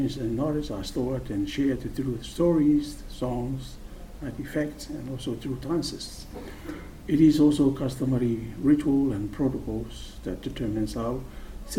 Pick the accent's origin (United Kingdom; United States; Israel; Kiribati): Kiribati; Butaritari; moved away as an adult; now in New Zealand; I hail from the sovereign independent Republic of Kiribati in the Central Pacific. I come from Putaritari, that's the northern island in the Republic of Kiribati